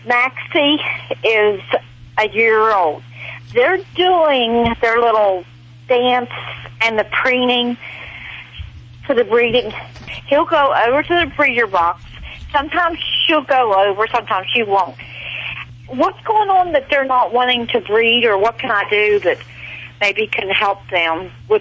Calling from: West Virginia, United States; I'm calling from West Virginia.

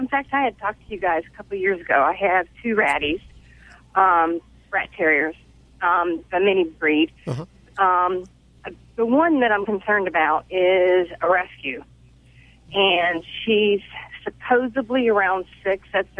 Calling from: Raleigh, North Carolina, United States; Raleigh, North Carolina.

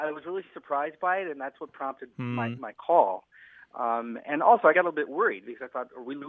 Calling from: Minneapolis, Minnesota, United States; I'm calling from Minneapolis, Minnesota.

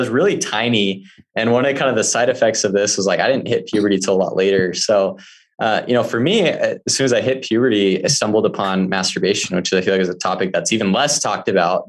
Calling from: Midway, Utah, United States; So I am calling from Midway, Utah. I'm currently house sitting right now for a friend who's out of the country.

